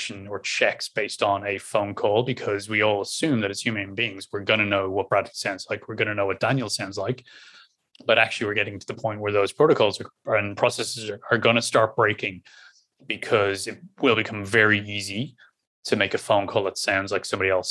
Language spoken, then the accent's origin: English; Ireland; accent: Irish; my normal Irish accent